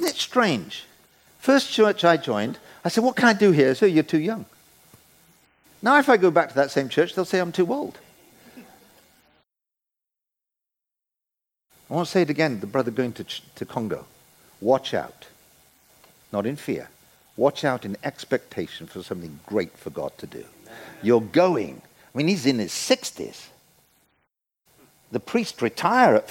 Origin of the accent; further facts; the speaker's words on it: United Kingdom; we're British